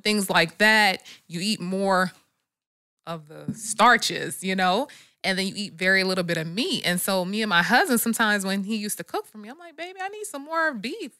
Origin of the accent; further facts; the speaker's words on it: New Jersey, United States; moved away; I'm from Jersey